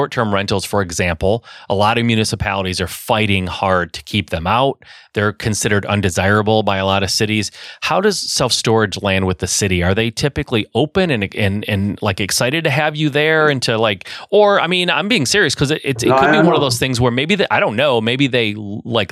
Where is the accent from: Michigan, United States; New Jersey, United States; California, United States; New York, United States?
Michigan, United States; I'm in Michigan. I'm from Michigan.